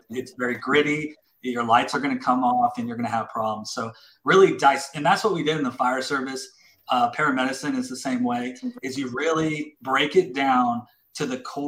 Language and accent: English; Colorado Springs, Colorado, United States; also born or lived in Louisiana; now in Texas, United States; I grew up in Colorado Springs, and then I went to Louisiana, and then I came to Texas.